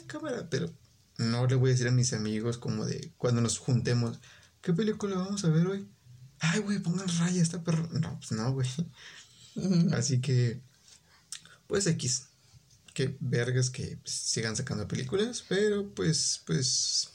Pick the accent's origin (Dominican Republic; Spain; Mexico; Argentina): Mexico; como buen mexicano